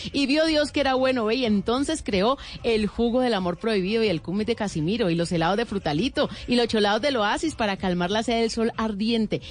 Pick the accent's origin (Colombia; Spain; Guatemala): Colombia; Cali, Valle del Cauca; yo como buena caleña